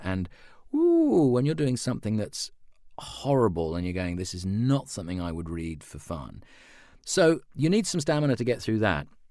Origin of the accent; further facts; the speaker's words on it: London, United Kingdom; now in Sydney, Australia; as a child growing up in London in the, in the seventies and eighties